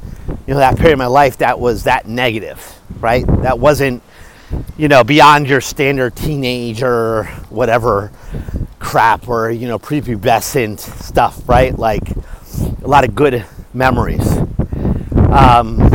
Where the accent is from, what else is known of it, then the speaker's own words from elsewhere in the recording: Stamford, Connecticut, United States; I was born in Connecticut